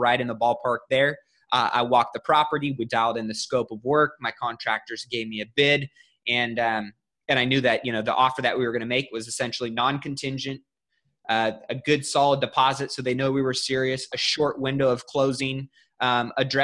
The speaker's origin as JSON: {"language": "English", "town": "Sacramento", "region": "California", "country": "United States", "tie": "born or raised there", "also_born_or_lived": "Bay Area", "said": "My hometown is Sacramento"}